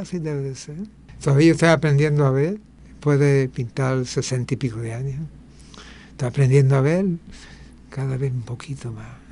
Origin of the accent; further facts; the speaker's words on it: New York, United States; also born or lived in Puerto Rico; now in Río Mar, Puerto Rico; me crié en Nueva York, eh, eh, para todo el efecto yo tengo una parte jíbara y una parte neoyorquina